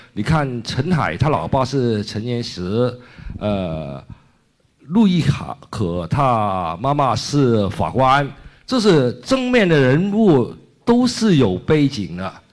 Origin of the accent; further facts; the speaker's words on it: Hong Kong; Chinese is a second language; 我是香港人，土生土长的